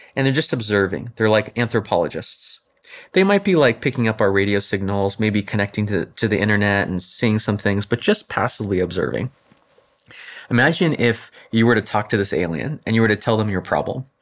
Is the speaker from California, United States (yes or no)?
yes; Orange County, California, United States; I grew up in Orange County